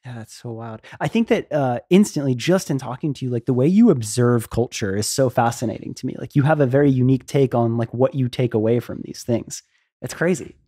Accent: Florida, United States; moved away; I grew up in Florida

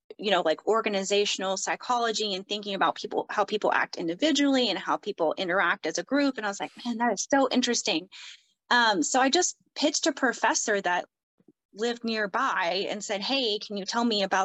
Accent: the South, United States; I grew up in the South.

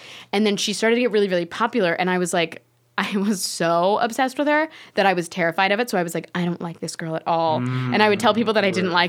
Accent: Florida, United States; I'm from Florida.

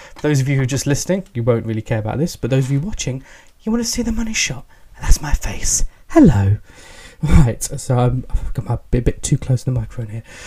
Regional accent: England, United Kingdom; accent: English; I'm British, I'm English. Tell by the accent.

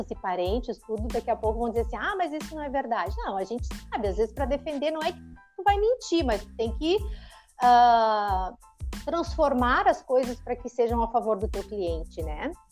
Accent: São Leopoldo, Rio Grande do Sul, Brazil; born there; Eu nasci aqui em São Leopoldo mesmo. Né? Eu nasci em São Leopoldo, moro aqui, mas eu tive uma vida meio nômade, assim, né?

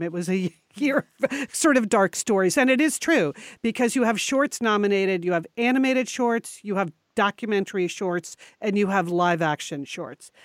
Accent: Connecticut, United States; moved away; we were born and raised in Connecticut.

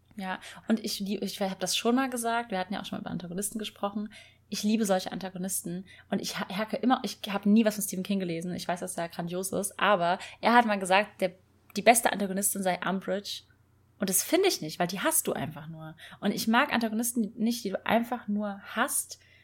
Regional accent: Rhineland-Palatinate, Germany; nach Rheinland-Pfalz, also in meine Heimat

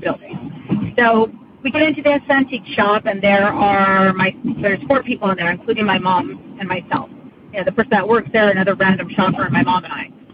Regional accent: Central Valley, California, United States; moved away as an adult; now in Sacramento County, United States; we're from the Central Valley

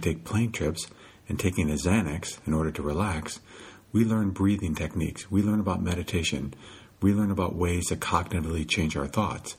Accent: Midwest, United States; now in California, United States; When I first moved to California, I realized they ate a lot differently than I did because I grew up in the Midwest

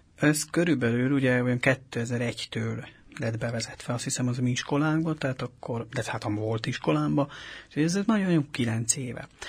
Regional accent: Kápolna, Heves, Hungary; moved away as an adult; now in Budapest, Hungary; Mi egy heves megyei kis településen nőttünk fel, ez Kápolnán van, Zegár mellett

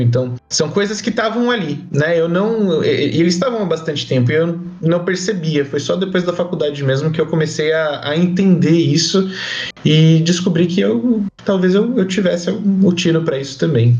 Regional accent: São Paulo, Brazil; now in Barueri, Brazil; Eu sou de São Paulo, natural de São Paulo. Moro na Grande São Paulo, na cidade de Barueri

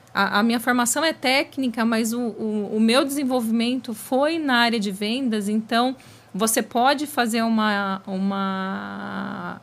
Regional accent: ABC, São Paulo, Brazil; pois eu sou do ABC, no ABC, naquela época, anos 80, tudo girava em torno das metalúrgicas.

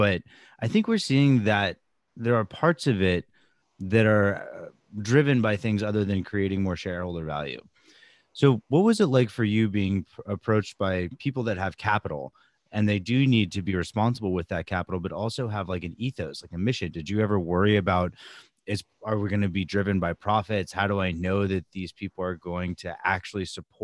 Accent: Southern California, United States; now in Brooklyn, United States; I grew up in Southern California

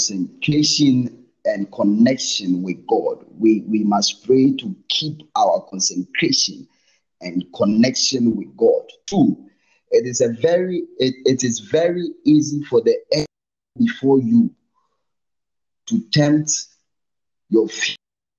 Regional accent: Ghana; moved away as an adult; now in Namibia; I'm a Ghanaian, but currently I'm in Namibia

